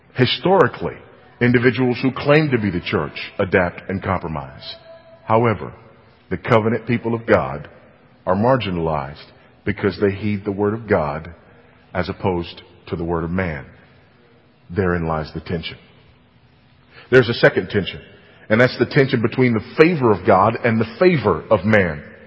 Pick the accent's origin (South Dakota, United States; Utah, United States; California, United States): California, United States; moved away; my home state of California